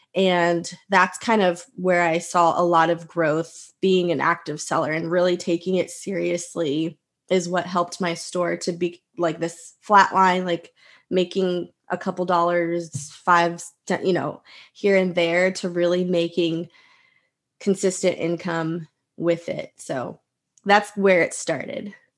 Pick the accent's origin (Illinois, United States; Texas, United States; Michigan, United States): Texas, United States; also born or lived in Houston / Austin; I am from Texas